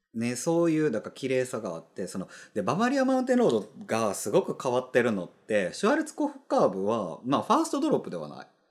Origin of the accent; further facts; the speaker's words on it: Kansai, Japan; 関西人なんで